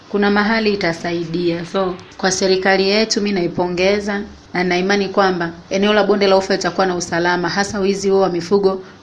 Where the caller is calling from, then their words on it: Nairobi, Kenya; natokea Nairobi nchini Kenya.